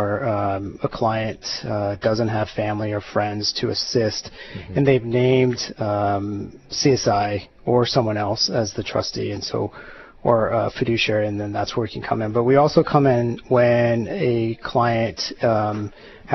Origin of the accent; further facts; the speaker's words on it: Oahu, Hawaii, United States; moved away; also born or lived in Miami, Florida; I was born in Hawaii, and I kind of came back on and off throughout my life